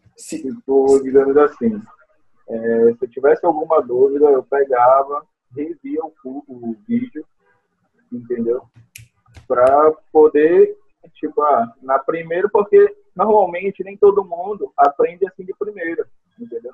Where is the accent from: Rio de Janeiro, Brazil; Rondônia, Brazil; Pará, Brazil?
Pará, Brazil; Belém; eu sou de Belém do Pará.